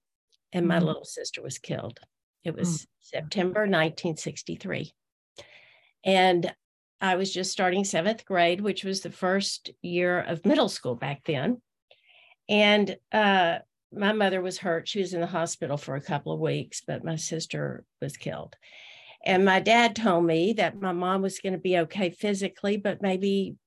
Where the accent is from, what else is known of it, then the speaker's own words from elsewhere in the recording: Austin, Texas, United States; I was born in Austin, Texas in 1951